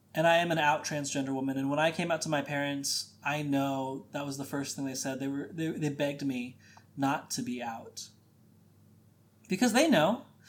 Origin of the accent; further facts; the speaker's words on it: Midwest, United States; growing up in the Midwest, conservative Catholic